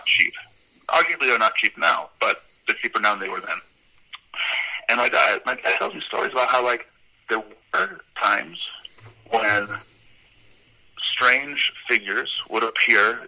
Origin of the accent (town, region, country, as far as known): Colombia